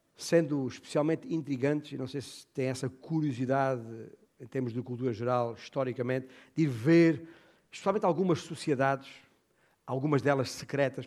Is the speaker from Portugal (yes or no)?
yes; Portugal